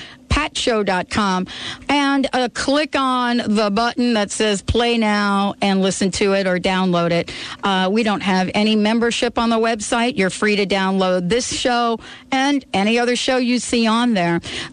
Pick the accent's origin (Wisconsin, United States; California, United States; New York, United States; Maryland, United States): New York, United States; New York City; growing up in New York City